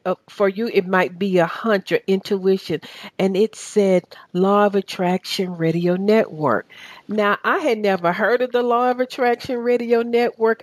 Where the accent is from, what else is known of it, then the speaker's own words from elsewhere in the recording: Chattanooga, Tennessee, United States; accent: southern; now in Atlanta, United States; We're from the same city